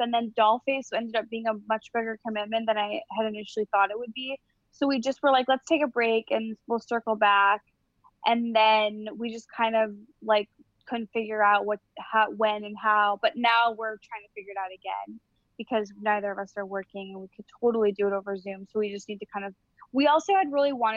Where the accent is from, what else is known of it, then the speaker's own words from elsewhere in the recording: Illinois, United States; I'm from Illinois